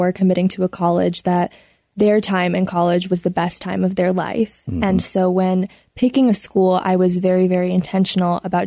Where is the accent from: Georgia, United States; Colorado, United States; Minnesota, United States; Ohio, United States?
Colorado, United States; Colorado Springs; also born or lived in Michigan; I was born in Michigan and I moved to Colorado Springs when I was 5 years old